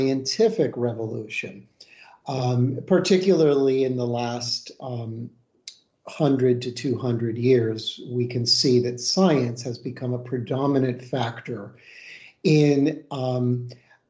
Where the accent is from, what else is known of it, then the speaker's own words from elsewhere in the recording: United States; as a American and practitioner here in the West